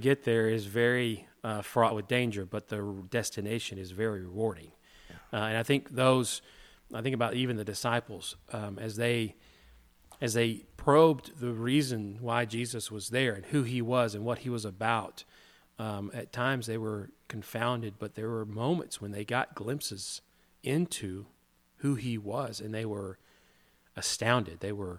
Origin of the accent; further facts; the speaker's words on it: the South, United States; growing up in the South, there was this expectation about how you were supposed to act